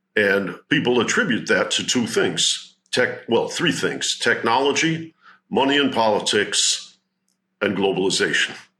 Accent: Detroit, Michigan, United States; I grew up in Detroit

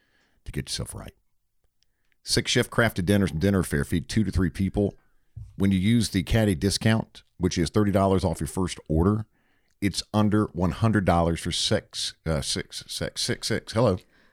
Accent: Myrtle Beach, South Carolina, United States; moved away as an adult; now in Atlanta, United States; I came from Myrtle Beach, South Carolina, where it was a job.

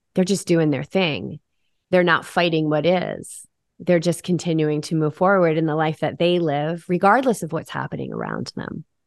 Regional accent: New England, United States; I grew up in New England. I'm the daughter of a Marine.

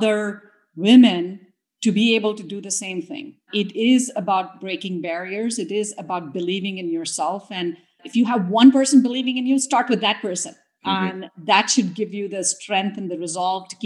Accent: India; moved away as an adult; also born or lived in Clemson, South Carolina, United States; now in United States; growing up in India, especially the age and the time that I grew up in India

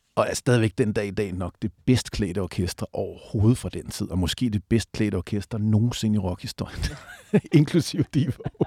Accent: Southwest Jutland, Southern Denmark, Denmark; nu er jeg vokset op nede på Sydvestjylland

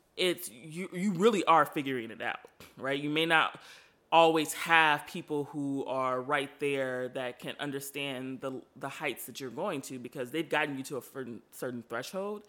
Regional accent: Chicago, Illinois, United States; I am from Chicago, born and raised

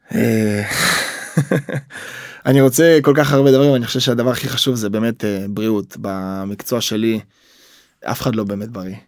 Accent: Israel

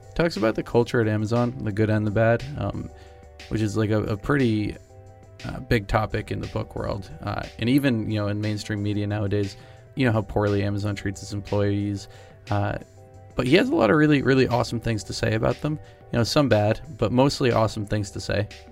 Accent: New Hampshire, United States; I actually am from New Hampshire

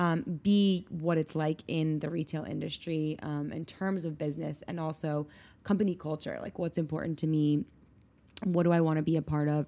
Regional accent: Steamboat Springs, Colorado, United States; now in New York, United States; I grew up in Colorado in a small town called Steamboat Springs

